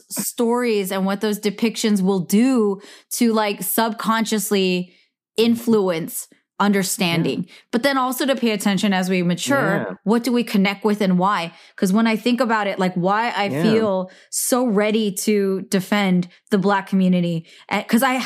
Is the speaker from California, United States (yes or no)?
yes; Bay Area, California, United States; as a minority growing up in the Bay Area in California since the 1980s